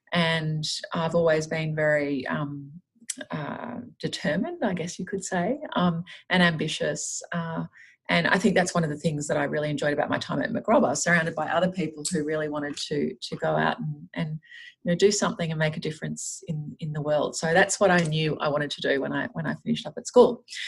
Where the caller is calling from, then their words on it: Sydney, New South Wales, Australia; Yeah, so look, I'm based in Sydney. And today I'm out at my office in Westmead.